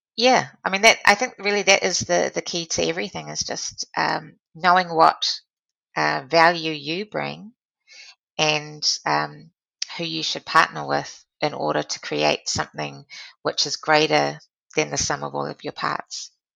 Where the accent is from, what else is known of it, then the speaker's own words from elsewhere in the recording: New Zealand; being a New Zealander is a very important part of my value system and uh, contributing to um, this wonderful country that I call home